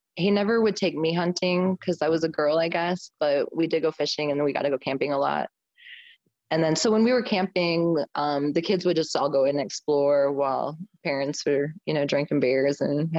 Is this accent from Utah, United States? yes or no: yes; Southern Utah, United States; moved away as an adult; also born or lived in South Dakota; growing up in Southern Utah